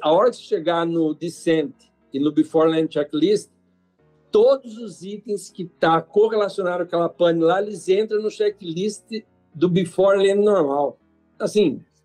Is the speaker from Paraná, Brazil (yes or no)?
no; Piracicaba, São Paulo, Brazil; eu sou de Piracicaba